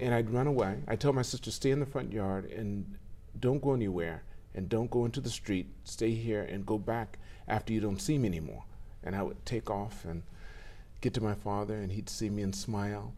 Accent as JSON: {"language": "English", "town": "Los Angeles", "region": "California", "country": "United States", "tie": "born or raised there", "said": "I grew up in California."}